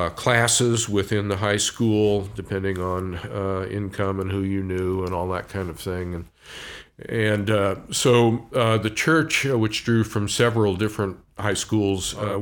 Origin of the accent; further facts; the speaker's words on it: Washington, D.C. area, United States; also born or lived in Oregon; I was born in Oregon. My family's from northeastern Oregon, fairly rural area. But when I was quite young, my family moved east. So I grew up in the D.C. area